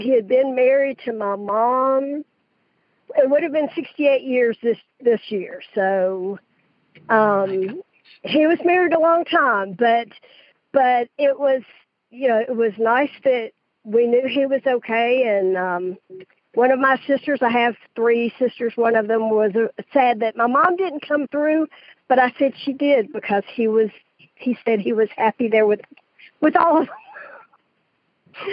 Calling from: Stockbridge, Georgia, United States; I'm calling from Stockbridge, Georgia.

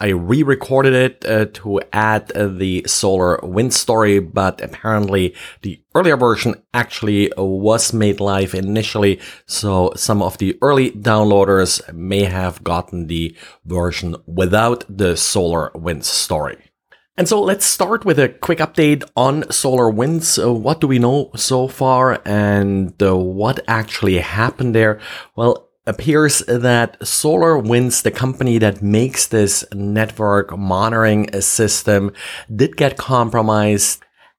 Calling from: Jacksonville, Florida, United States; and today I'm recording from Jacksonville, Florida.

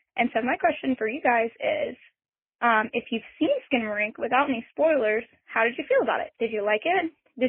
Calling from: Austin, Texas, United States; I'm calling from Austin, Texas.

